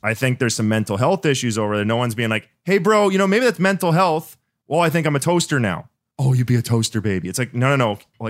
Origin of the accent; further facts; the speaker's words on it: Canada; But Canada, dude, I'm from Canada. We got just as many guns as you guys.